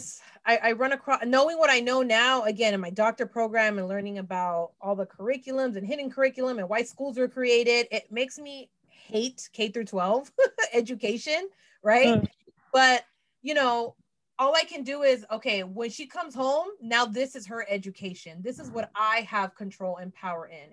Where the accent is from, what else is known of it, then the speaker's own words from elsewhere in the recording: San Francisco, California, United States; I got exposed to what it is to be Nicaragüense, right? Born and raised in San Francisco